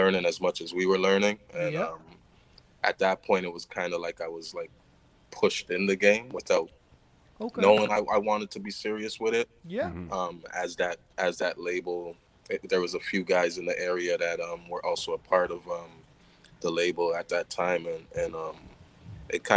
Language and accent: English; Toronto, Ontario, Canada; Born and raised in Canada, Toronto, Canada.